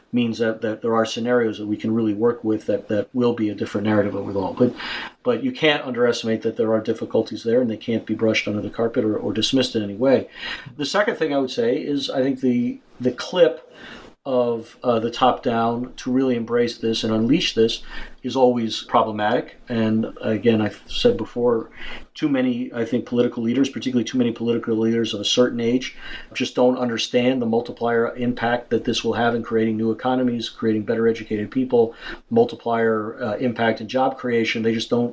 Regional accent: United States; as an American, in particular as an American

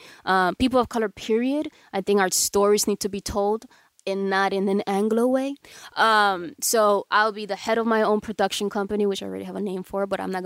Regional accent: Dominican Republic; They all think I'm black, which I, you know, I'm obviously Dominican, so I'm partly black.

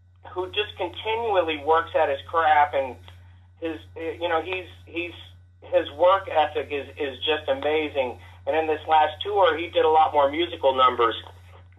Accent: Kansas City, Missouri, United States; now in Los Angeles, United States; growing up in Kansas City

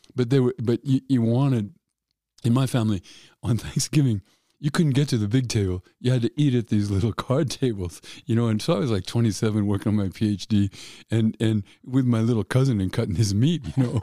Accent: Denver, Colorado, United States; I'm from an Irish family in Denver

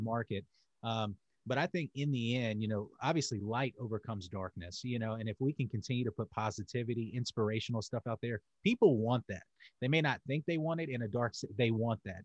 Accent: Charlotte, North Carolina, United States; also born or lived in Winston-Salem, North Carolina; I'm in North Carolina. So I was born in Charlotte. I went back to Charlotte after I got out of jail

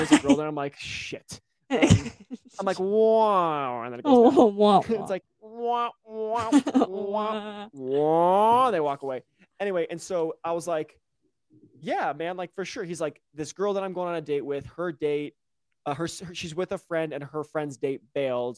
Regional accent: Mississippi, United States; now in Utah, United States; I'm from Mississippi in the middle of nowhere

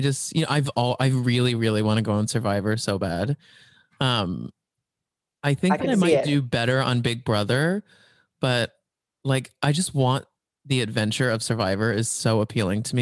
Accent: Dallas, Texas, United States; I'm from Dallas, actually, Texas

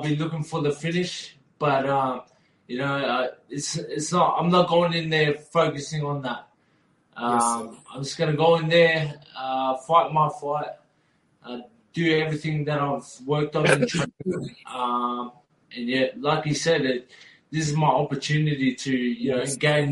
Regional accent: Australia; I was born and raised in Australia

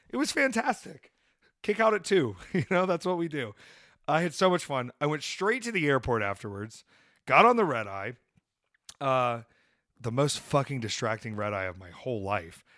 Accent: Atlanta, Georgia, United States; I'm from Atlanta, Georgia

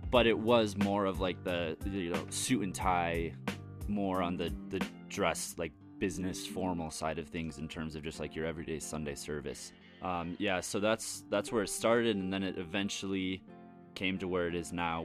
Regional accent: Minnesota, United States; I always say Midwest, but I claim Minnesota as the main spot

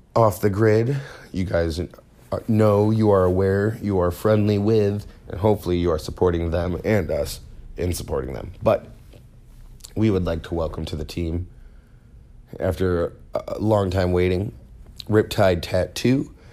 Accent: Holland, Michigan, United States; I grew up in Holland, if you ain't Dutch, you ain't much

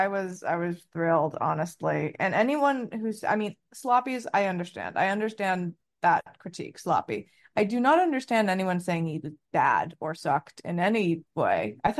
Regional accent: Potomac, Maryland, United States; we grew up in Potomac and went to high school with none other than Taylor Momsen.

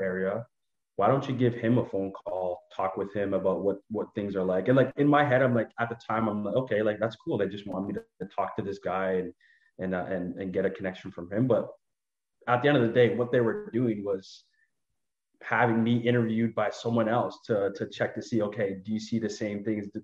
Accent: Canada; moved away as an adult; now in Toronto, Canada; I just moved away from my family and my hometown that I've spent so much time in. I moved to one of the biggest cities in Ottawa, in Canada, which is Toronto

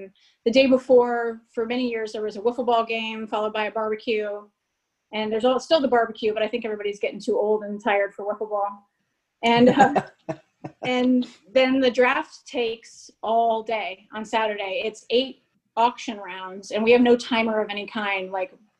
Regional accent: Cincinnati, Ohio, United States; I'm from Cincinnati. So I think you just grew up with baseball in your veins.

